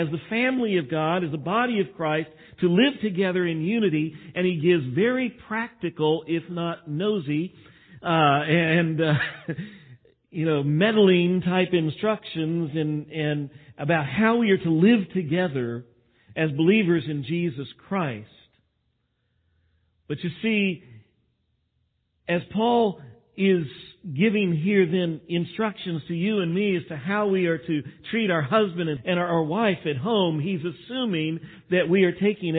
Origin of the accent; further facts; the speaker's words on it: Texas, United States; I am from Texas and we tend to talk like this